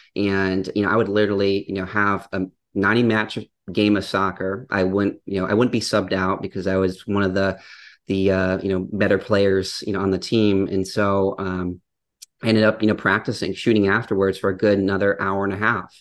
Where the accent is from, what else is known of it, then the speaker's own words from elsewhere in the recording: Upper Peninsula of Michigan, United States; I grew up in the Upper Peninsula of Michigan, which, if the audience isn't familiar, it's a very a rural area